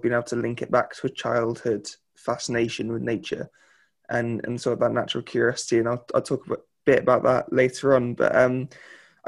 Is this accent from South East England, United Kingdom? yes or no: yes; Reading, South East England, United Kingdom; I'm actually from Reading